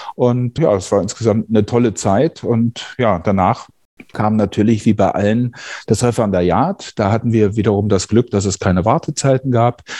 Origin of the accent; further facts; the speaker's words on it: southern Brandenburg, Germany; now in North Rhine-Westphalia, Germany; in der Kreisstadt äh, heute Südbrandenburg, in der ich aufgewachsen bin